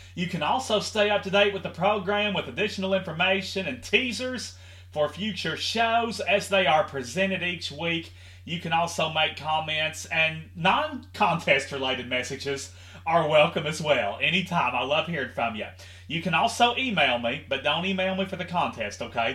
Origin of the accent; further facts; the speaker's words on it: Henderson, Kentucky, United States; my hometown of Henderson, Kentucky